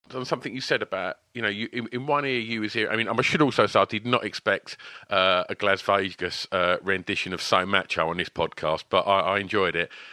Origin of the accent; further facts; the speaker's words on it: Basildon, East of England, United Kingdom; they're my hometown band. They're uh, they're from where I'm from.